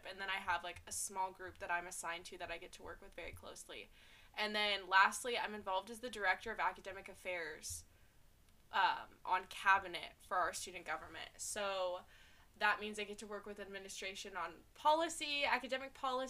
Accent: Little Rock, Arkansas, United States; I'm from Little Rock, Arkansas.

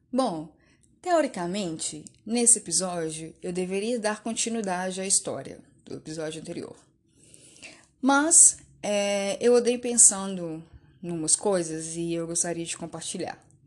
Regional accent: Belo Horizonte, Minas Gerais, Brazil; sou de BH

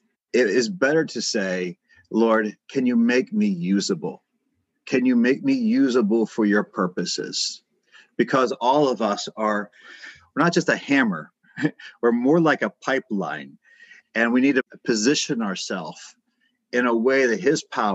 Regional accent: United States; I'm from America

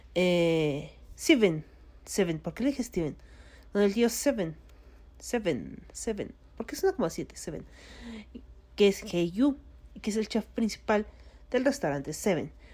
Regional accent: Mexico; soy mexicano

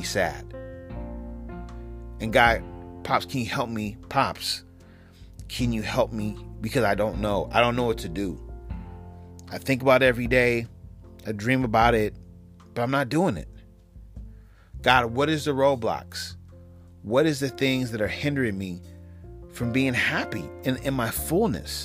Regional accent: West Coast, United States; also born or lived in New York; I'm from the West Coast

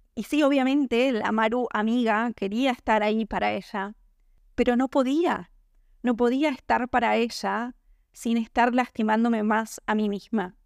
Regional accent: Argentina; en mi país, en Argentina

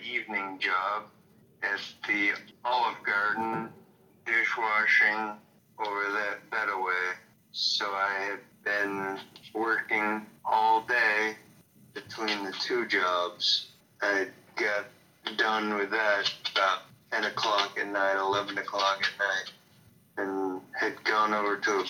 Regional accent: Hillsboro, New Hampshire, United States; I grew up in Hillsboro, New Hampshire

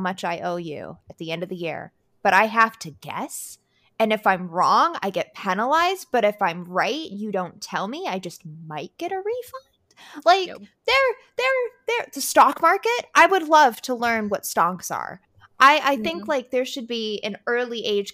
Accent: Colorado, United States; I grew up in Colorado

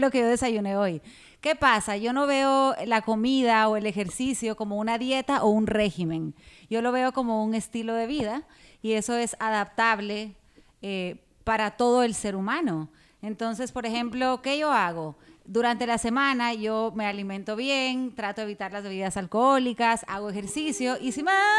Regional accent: Guatemala; moved away as an adult; now in Dominican Republic; yo soy guatemalteca, pero me siento dominicana de corazón

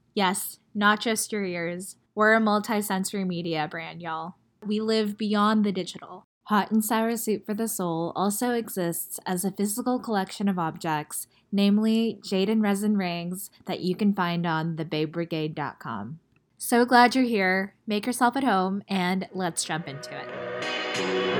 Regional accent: United States; also born or lived in China; I am as Chinese as I am American

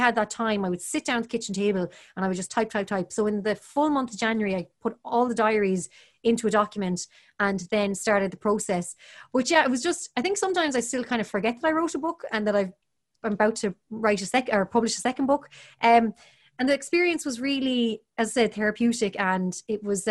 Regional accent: Galway, Connacht, Ireland; I was from Galway. I was from the countryside.

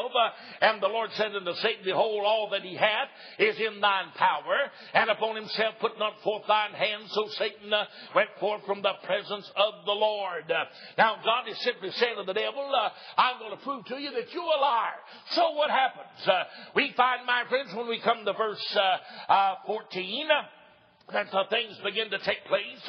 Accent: East Tennessee, United States; also born or lived in Oliver Springs, Tennessee / Knoxville, Tennessee; I was born and reared in East Tennessee

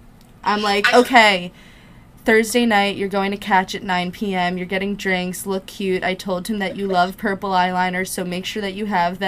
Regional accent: New Jersey, United States; It's like, I'm from Jersey, you're from Jersey, we're both Jewish, we both went to sleepaway camp

